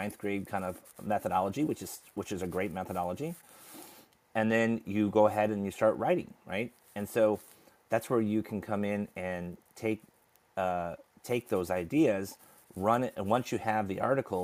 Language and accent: English; United States; I grew up in America